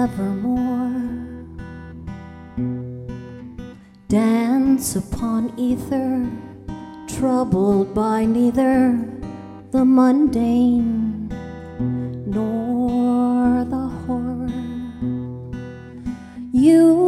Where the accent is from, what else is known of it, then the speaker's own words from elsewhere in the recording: Dearborn, Michigan, United States; I'm born and raised in Dearborn, where WHFR is